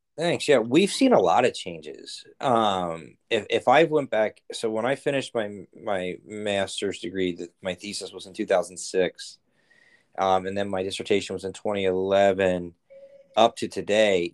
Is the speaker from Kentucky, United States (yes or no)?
no; Cincinnati, Ohio, United States; also born or lived in Alabama; now in Peoria, United States; I'm from Cincinnati, Ohio